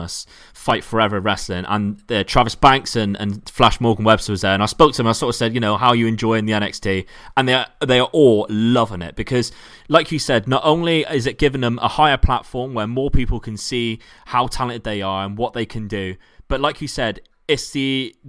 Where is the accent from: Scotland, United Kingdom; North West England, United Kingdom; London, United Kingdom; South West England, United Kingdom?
South West England, United Kingdom; Plymouth; my hometown in Plymouth